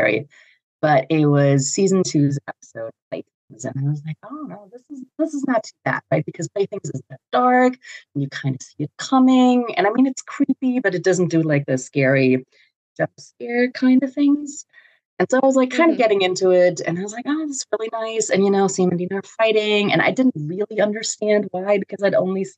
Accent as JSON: {"language": "English", "country": "Germany", "said": "I'm from Germany"}